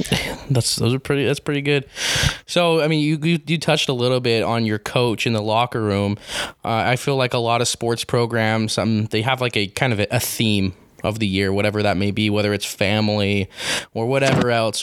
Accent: Grantsville, Utah, United States; now in St. George, United States; I'm from a fairly small town. I wouldn't say like I uh, like a very country, but I'm from Grantsville, Utah, and I was around a lot of stuff like that.

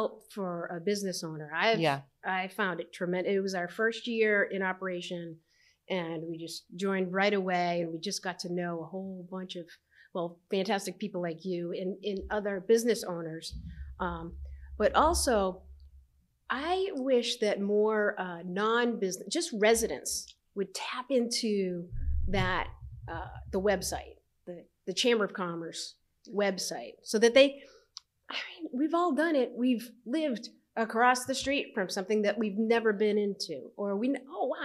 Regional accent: Medford, Massachusetts, United States; moved away as an adult; also born or lived in New Jersey; now in Mashpee, United States; I grew up in Medford, and I went to Medford High

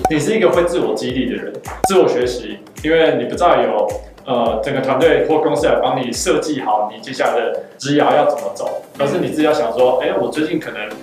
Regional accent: Taiwan; 我来自台湾

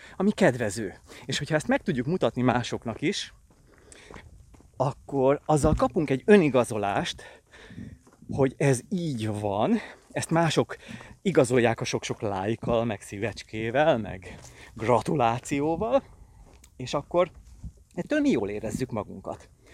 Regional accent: Pilisvörösvár, Pest, Hungary; itt nőttem fel Pilisvörösváron

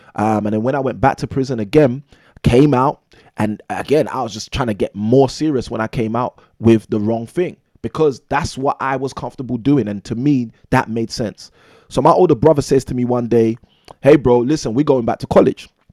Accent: London, United Kingdom; born and raised in London, England

